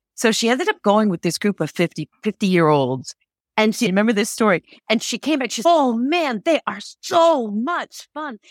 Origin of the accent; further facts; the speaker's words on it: Connecticut, United States; moved away as an adult; now in Geneva, Switzerland; I grew up in the United States, in the state of Connecticut